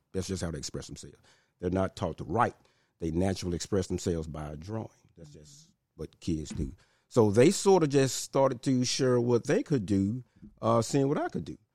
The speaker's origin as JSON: {"language": "English", "town": "Memphis", "region": "Tennessee", "country": "United States", "tie": "born or raised there", "said": "Born and raised in Hollywood, North Memphis"}